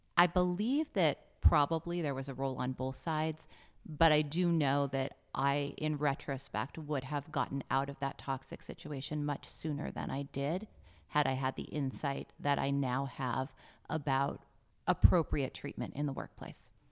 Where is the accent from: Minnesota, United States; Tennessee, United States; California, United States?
California, United States; Los Angeles; I'm from Los Angeles.